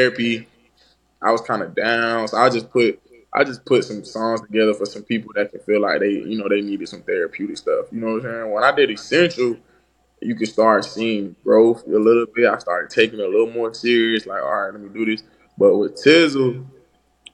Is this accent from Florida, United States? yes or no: yes; Florida, United States; I'm from Florida.